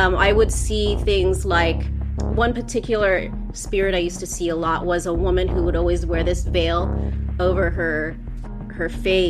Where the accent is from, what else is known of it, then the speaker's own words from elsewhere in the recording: Los Angeles, California, United States; I am from Los Angeles, California